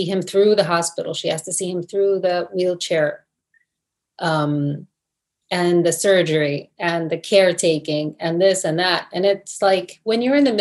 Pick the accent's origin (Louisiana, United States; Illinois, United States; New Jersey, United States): New Jersey, United States; accent: Jersey; I grew up in New Jersey. Maybe I have a Jersey accent